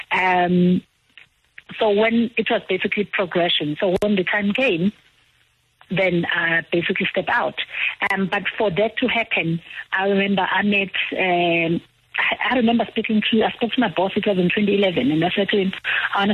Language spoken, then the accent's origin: English; KwaZulu-Natal, South Africa; moved away as an adult; also born or lived in Stellenbosch; I'm from KwaZulu-Natal